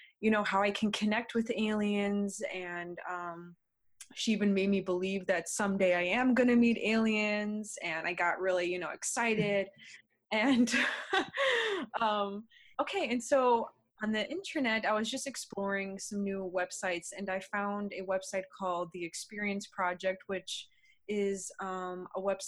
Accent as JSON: {"language": "English", "country": "United States", "said": "I am from the United States."}